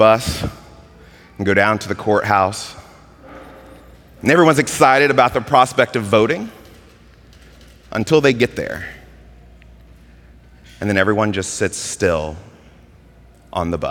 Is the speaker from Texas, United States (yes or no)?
no; Mississippi, United States; I grew up in Mississippi